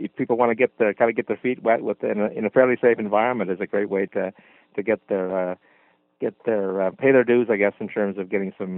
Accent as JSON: {"language": "English", "region": "Nova Scotia", "country": "Canada", "said": "from Cape Breton"}